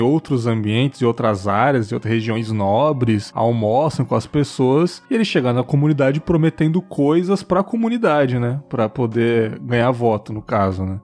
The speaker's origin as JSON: {"language": "Portuguese", "region": "São Paulo", "country": "Brazil", "said": "Eu sou de São Paulo"}